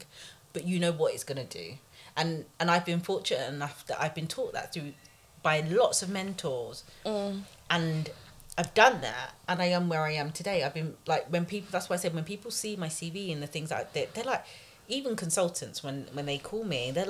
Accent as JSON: {"language": "English", "region": "London", "country": "United Kingdom", "tie": "born or raised there", "said": "I grew up in Tottenham"}